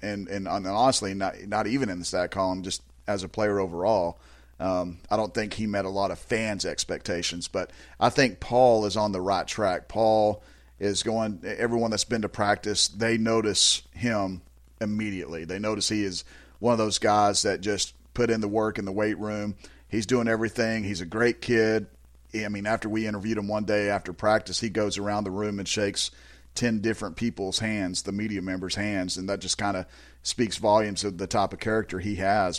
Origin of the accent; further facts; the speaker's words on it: Azle, Texas, United States; I'm from Azle